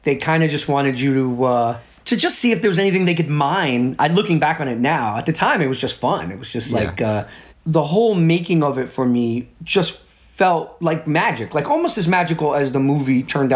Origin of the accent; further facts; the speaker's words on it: New York City, New York, United States; a little kid from the Bronx